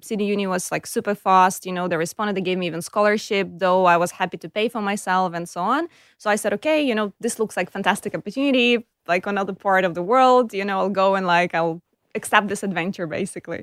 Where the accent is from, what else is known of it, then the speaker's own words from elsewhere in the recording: Kyiv, Ukraine; accent: Eastern European; English is a second language; moved away as an adult; now in Australia; I was born in Kiev. It's the capital of Ukraine.